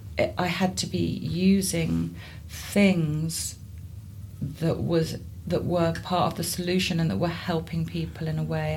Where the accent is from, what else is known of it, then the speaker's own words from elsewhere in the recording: Guildford, South East England, United Kingdom; also born or lived in Somerset; I grew up in Guildford in Surrey.